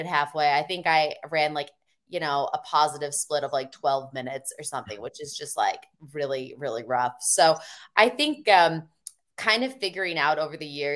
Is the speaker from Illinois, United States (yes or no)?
yes; Chicago, Illinois, United States; moved away; I'm actually from Chicago area, the suburbs.